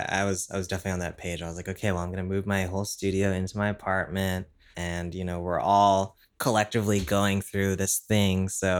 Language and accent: English; San Jose, California, United States; also born or lived in Oakland; Yeah, I grew up in like the Bay Area.